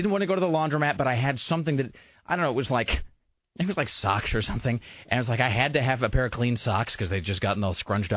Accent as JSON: {"language": "English", "country": "United States", "said": "I'm an American."}